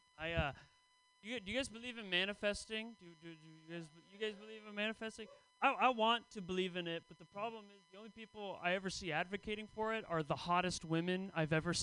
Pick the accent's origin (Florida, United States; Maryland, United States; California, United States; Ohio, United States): California, United States; the Bay Area; I grew up in the Bay Area